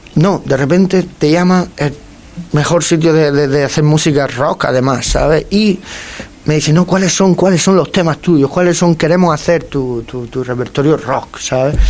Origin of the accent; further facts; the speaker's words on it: Águilas, Region of Murcia, Spain; En mi pueblo, en, en Águila, en Murcia